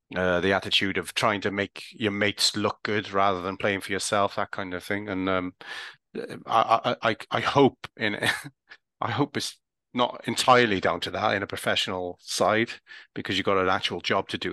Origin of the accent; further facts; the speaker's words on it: Welsh, Wales, United Kingdom; I'm Welsh